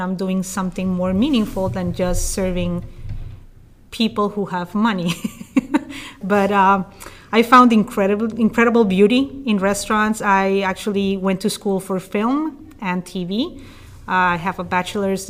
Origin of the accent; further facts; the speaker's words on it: Bogota, Bogotá Capital District, Colombia; also born or lived in New York City; now in Oregon, United States; I'm originally from Colombia in South America, and I'm from the capital, from Bogota. So even though I grew up in a city of 8 million people